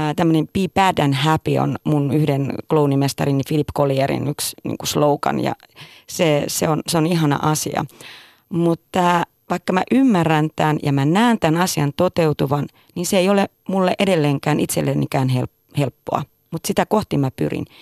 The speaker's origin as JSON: {"language": "Finnish", "town": "Tervola", "region": "Lapland", "country": "Finland", "tie": "born or raised there", "moved": "yes", "said": "Mä olen Tervolasta, Lapista kotoisin ja tuota, tein teatteria. Tein teatteria hyvin pienenä"}